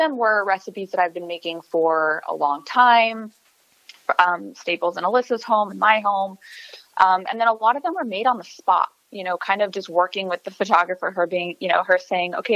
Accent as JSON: {"language": "English", "town": "El Paso", "region": "Texas", "country": "United States", "moved": "yes", "said": "I'm originally from El Paso, Texas"}